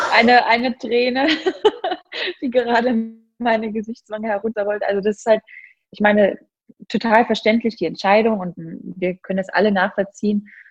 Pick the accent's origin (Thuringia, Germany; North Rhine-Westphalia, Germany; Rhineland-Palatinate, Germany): Thuringia, Germany; near Mühlhausen; also born or lived in Munich; now in Berlin, Germany; Mühlhausen war eigentlich schon immer so ein Anlaufpunkt, jedenfalls in meiner Jugend